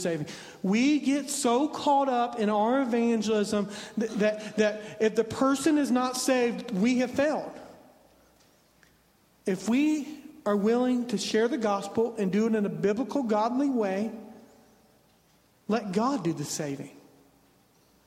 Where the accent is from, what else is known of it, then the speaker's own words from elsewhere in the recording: southwest Indiana, United States; moved away as an adult; now in Virginia, United States; I'm from southwest Indiana, which borders Kentucky